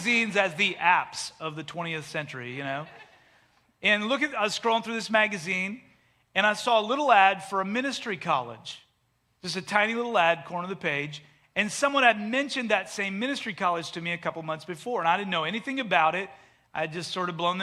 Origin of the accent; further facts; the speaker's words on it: Canada; moved away as an adult; also born or lived in Delaware; I grew up in Canada